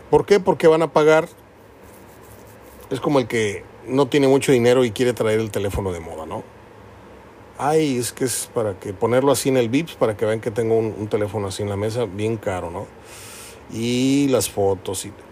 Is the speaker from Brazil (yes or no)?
no; Mexico; Que como buenos mexicanos se va a saber apenas nada de la verdad.